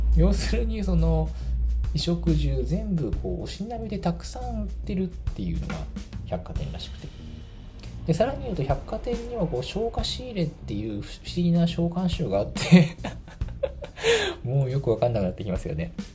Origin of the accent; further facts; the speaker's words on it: Tachikawa, Tokyo, Japan; 私の地元の立川